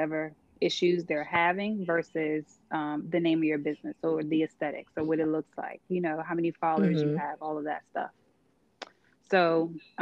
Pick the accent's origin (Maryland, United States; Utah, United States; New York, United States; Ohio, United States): New York, United States; I'm from New York